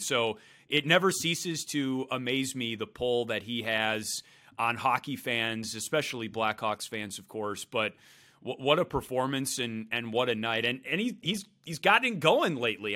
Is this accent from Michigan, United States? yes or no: no; Brookfield, Wisconsin, United States; I grew up in Brookfield.